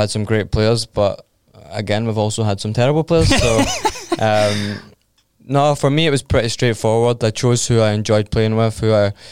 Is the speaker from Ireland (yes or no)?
no; Scotland, United Kingdom; Well, there, there wasn't many. Um, obviously, I was 10, 9 or 10 when we were in the World Cup.